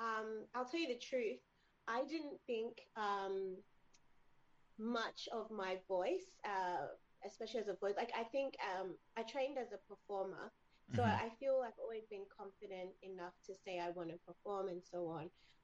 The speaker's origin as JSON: {"language": "English", "town": "Sydney", "region": "New South Wales", "country": "Australia", "tie": "born or raised there", "said": "So I grew up in Sydney, Australia, which is where my family are."}